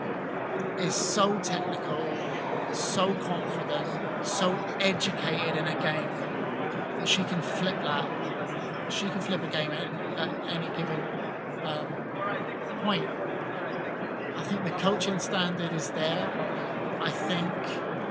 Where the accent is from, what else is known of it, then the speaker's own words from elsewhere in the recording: England, United Kingdom; now in United States; I mean, I am American, but I'm also English